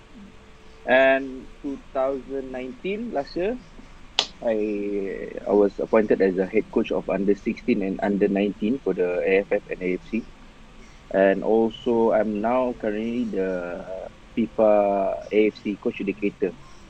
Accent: Brunei; I come from Brunei

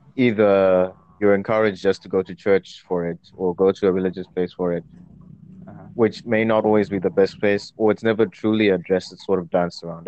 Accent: Zimbabwe; moved away as an adult; now in United Kingdom; I didn't grow up in the UK. I grew up in Zimbabwe. I've only been in the UK for a couple of years

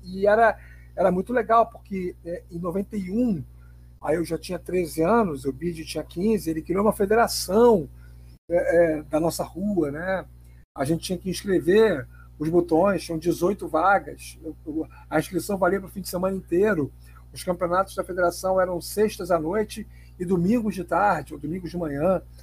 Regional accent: Rio de Janeiro, Brazil; sou nascido e criado em Bom Sucesso. Moro na, na Tijuca há apenas quatro meses, cinco meses.

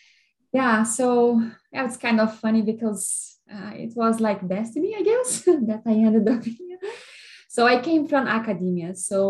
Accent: Brazil; moved away as an adult; now in Canada; I'm located in Canada, but I'm from Brazil.

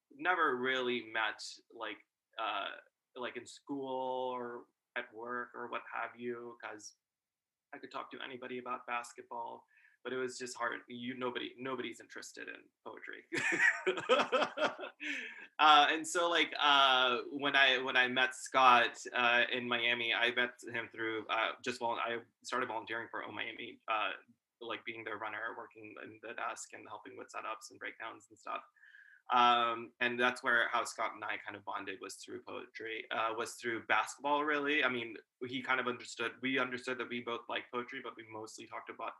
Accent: Pakistan; now in United States; So I was born in Pakistan

